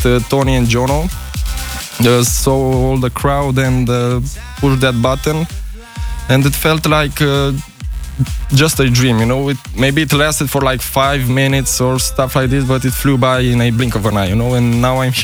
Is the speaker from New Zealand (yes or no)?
no; Romania; from Romania